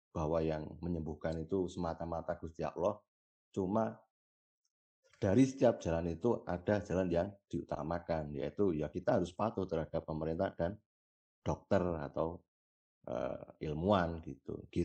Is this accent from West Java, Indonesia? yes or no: no; Selo, Central Java, Indonesia; di desaku sendirilah di desaku lalu di daerah eh, Selo sebelah timur Merapi sebelah timur utara Merapi